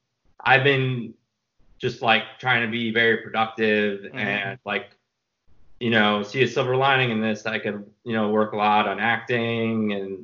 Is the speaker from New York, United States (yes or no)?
yes; New York, United States; he's in New York because I'm from New York.